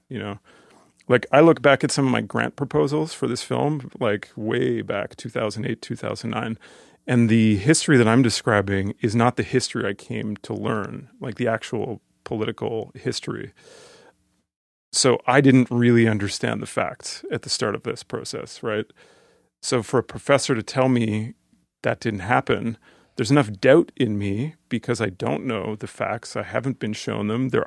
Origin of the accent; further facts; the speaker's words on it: Canada; I'm growing up in Canada as a assimilated Canadian